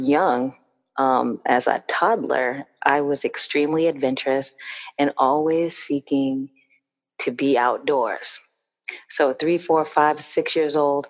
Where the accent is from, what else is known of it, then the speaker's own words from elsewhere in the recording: Cape Cod, Massachusetts, United States; I grew up in Cape Cod, Massachusetts